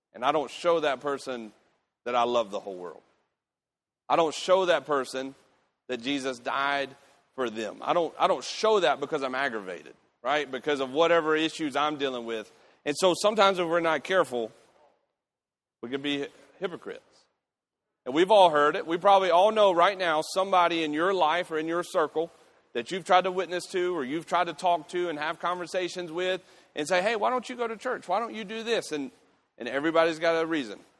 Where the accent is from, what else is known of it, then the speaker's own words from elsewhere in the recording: United States; I'm a Christian before I'm an American